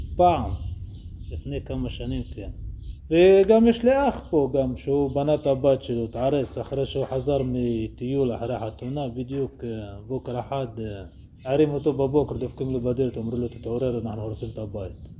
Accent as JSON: {"language": "Hebrew", "area": "Negev unrecognized village", "region": "Southern District", "country": "Israel", "tie": "born or raised there", "said": "אני נולדתי פה וגדלתי פה"}